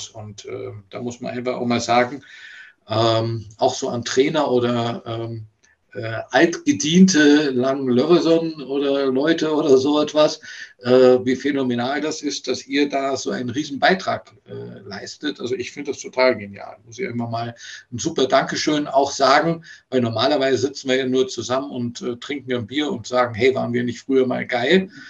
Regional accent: Bonn, North Rhine-Westphalia, Germany; moved away as an adult; ich bin ja aus Bonn damals weg wegen des Studiums und äh, habe dann ab 1988 ja auch noch in Göttingen eine Zeit lang gespielt.

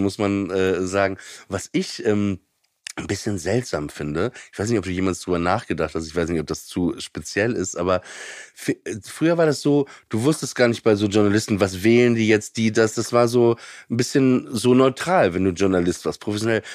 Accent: Papenburg, Lower Saxony, Germany; ich komme aus Papenburg im Emsland und da war halt nix

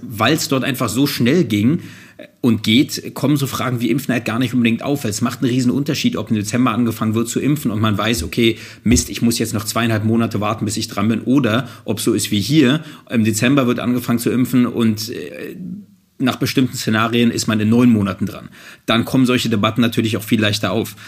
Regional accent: Germany; ich bin selbst Deutscher, ich lebe hier in Deutschland und bin Deutscher

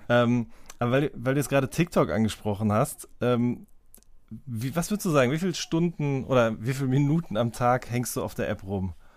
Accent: Ruhr area, North Rhine-Westphalia, Germany; ich komme ja auch aus dem Ruhrgebiet

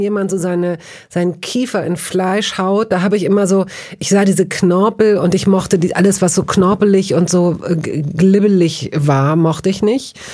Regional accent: Hanover, Lower Saxony, Germany; also born or lived in Tehran; ich bin in Hannover aufgewachsen

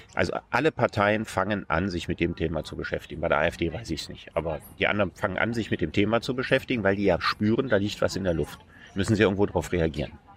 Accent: Solingen, North Rhine-Westphalia, Germany; in meiner Heimatstadt Solingen

